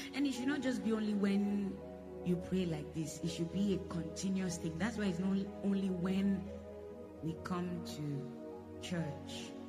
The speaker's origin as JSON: {"language": "English", "town": "Jos", "region": "Plateau", "country": "Nigeria", "tie": "born or raised there", "moved": "as an adult", "said": "I'm born in Jos. I was born in Jos. So I have Hausa blood."}